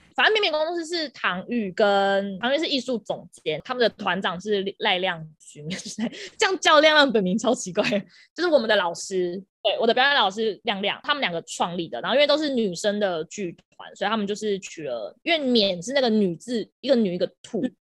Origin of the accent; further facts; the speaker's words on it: southern Taiwan, Taiwan; 我是南部人，我要打工